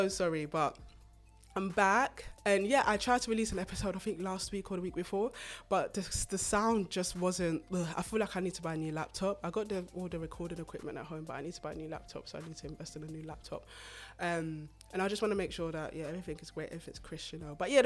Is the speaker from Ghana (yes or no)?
yes; Ghana; I'm Ghanaian